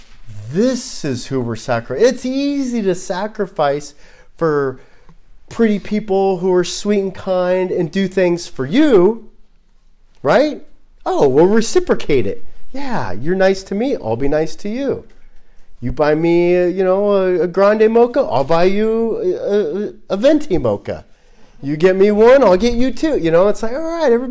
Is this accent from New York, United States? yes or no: no; Los Angeles, California, United States; I grew up in Los Angeles